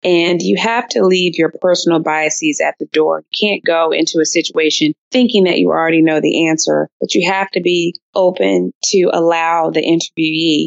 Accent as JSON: {"language": "English", "town": "Durham", "region": "North Carolina", "country": "United States", "tie": "born or raised there", "said": "my hometown in Durham, North Carolina"}